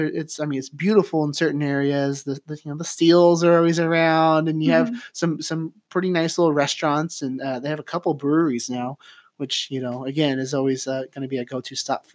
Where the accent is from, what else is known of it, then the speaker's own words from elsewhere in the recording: Oregon, United States; I knew I grew up in Columbia County. So we talked about St. Helens earlier. Mm-hmm. Graduated from Rainier High School.